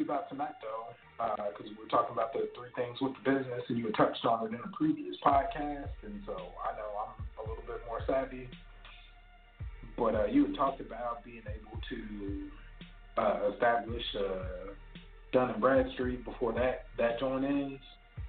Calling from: Plano, Texas, United States; What's up, Sal? … from Plano.

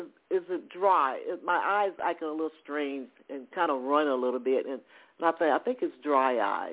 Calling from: Atlanta, Georgia, United States; I'm calling from Georgia, Atlanta.

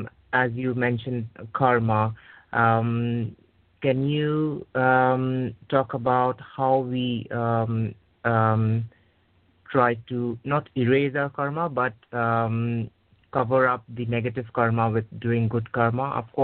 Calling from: United Kingdom; I'm calling from the United Kingdom.

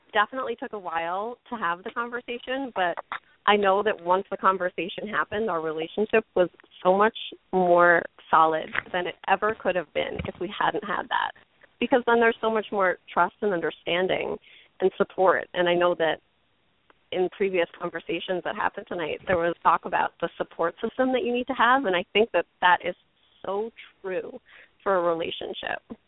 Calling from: New York, United States; I'm calling from Manhattan

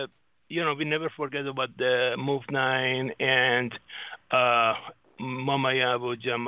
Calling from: Singapore; I'm from Singapore.

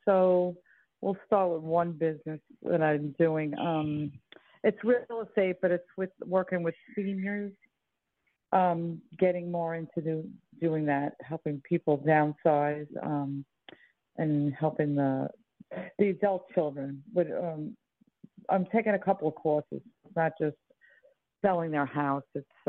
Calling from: New York, United States; from New York. Same as you.

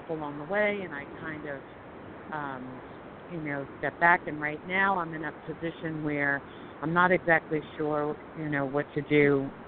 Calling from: Colorado, United States; calling from Colorado.

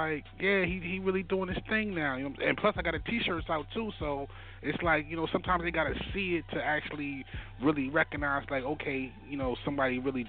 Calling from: Baltimore, Maryland, United States

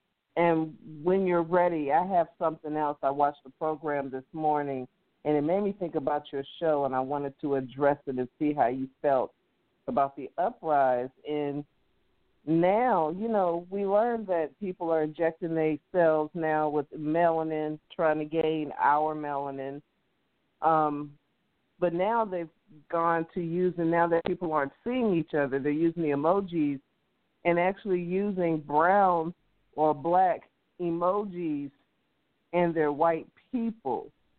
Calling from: St. Louis, Missouri, United States; calling from St. Louis.

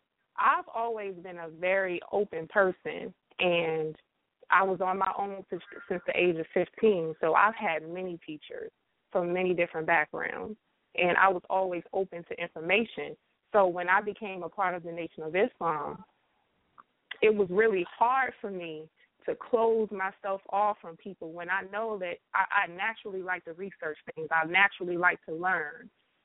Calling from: South Carolina, United States; I'm calling from South Carolina.

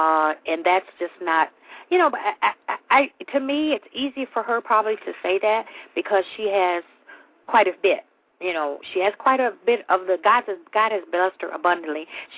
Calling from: Michigan, United States; I'm calling from Michigan.

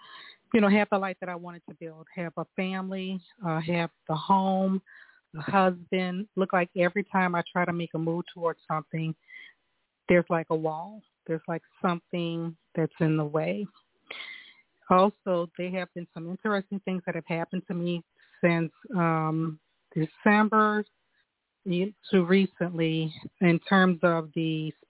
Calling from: New Orleans, Louisiana, United States; I'm calling from New Orleans.

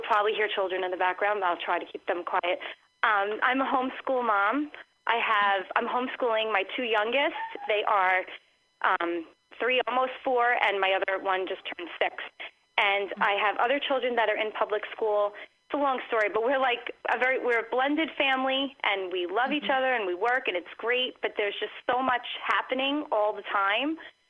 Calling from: Long Island, New York, United States; I'm calling from Long Island.

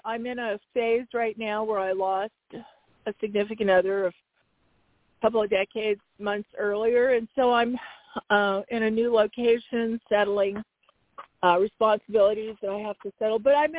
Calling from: Arizona, United States

